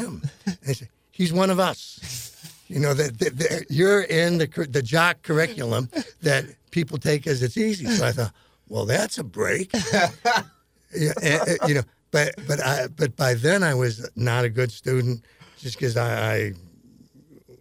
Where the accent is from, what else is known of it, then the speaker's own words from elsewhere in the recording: Chicago, Illinois, United States; moved away as an adult; also born or lived in Phoenix; now in St. Louis, United States; I grew up in Chicago and went to University of Illinois